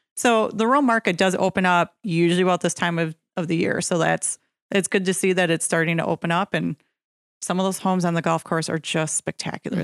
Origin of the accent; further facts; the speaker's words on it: Nekoosa, Wisconsin, United States; I'm originally from Nakusa